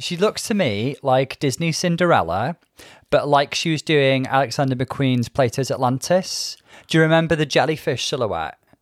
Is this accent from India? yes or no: no; Bangor, Wales, United Kingdom; I grew up in Wales. I grew up in Bangor.